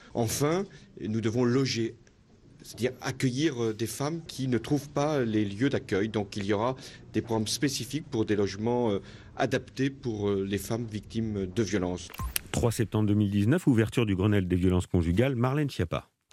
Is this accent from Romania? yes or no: no; France; chez nous en France